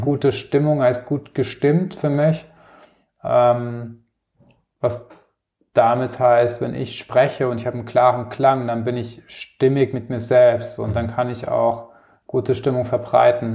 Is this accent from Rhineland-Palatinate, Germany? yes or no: yes; Rhineland-Palatinate, Germany; moved away as an adult; now in Munich, Germany; Ich komme aus, ursprünglich aus der Pfalz und wohne jetzt seit knapp 15 Jahren in München